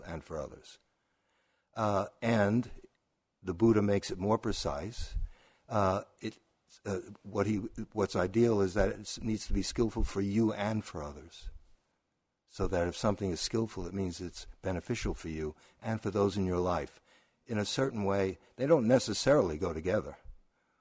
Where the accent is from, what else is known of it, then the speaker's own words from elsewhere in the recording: New York City, New York, United States; I'm also from Brooklyn